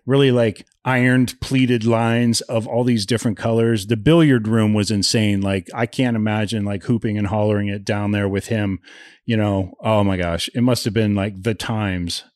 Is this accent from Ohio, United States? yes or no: yes; Ohio, United States; a little redneck kid growing up in Ohio